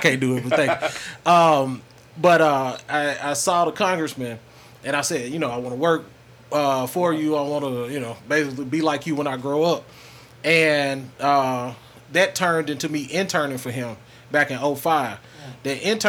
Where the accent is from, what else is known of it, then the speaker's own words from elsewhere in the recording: Grenada, Mississippi, United States; also born or lived in Denver, Colorado; I'm from here, born and raised, Spring Hill Road, and grandma lived on Horton Drive, so I split time between the hill and east side. So I'm from here, graduated in 2002.